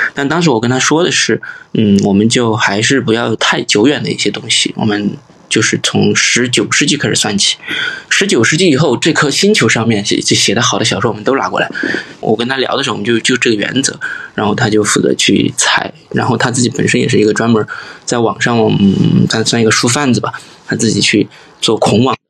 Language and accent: Chinese; Sichuan, China; accent: Sichuanese; 我们四川话